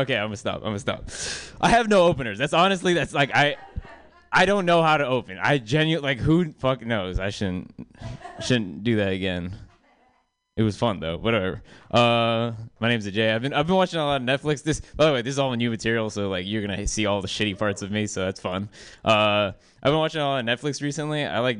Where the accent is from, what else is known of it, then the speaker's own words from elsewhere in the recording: South India, India; I'm from the South. South of India, that is.